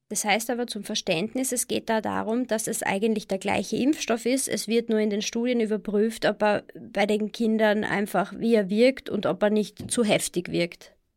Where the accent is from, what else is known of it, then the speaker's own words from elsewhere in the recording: Austria; bei uns in Österreich